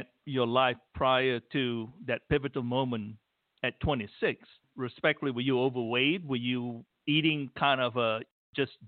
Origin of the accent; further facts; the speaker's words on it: Malaysia; I grew up in Malaysia, I remember my mom would brew coffee every morning for me